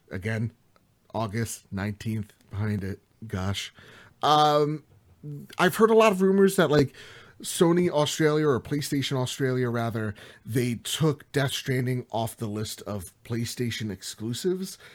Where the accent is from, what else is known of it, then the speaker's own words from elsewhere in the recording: New Jersey, United States; I'm from Jersey, you could tell from my accent